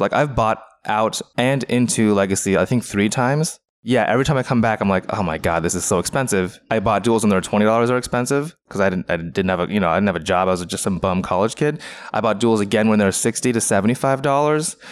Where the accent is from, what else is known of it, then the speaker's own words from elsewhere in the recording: Renton, Washington, United States; I grew up in in, uh, Renton, Washington